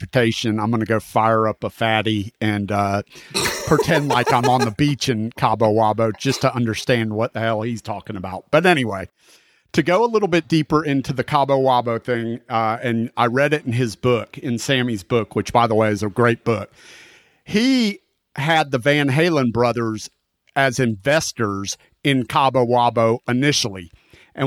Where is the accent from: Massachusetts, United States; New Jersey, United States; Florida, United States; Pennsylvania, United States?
Florida, United States; I grew up in Florida